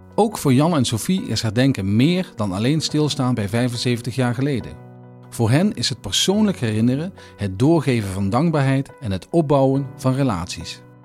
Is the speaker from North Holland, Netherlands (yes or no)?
no; Limburg, Netherlands; Ik ben Limburger. Ik ben Nederlander.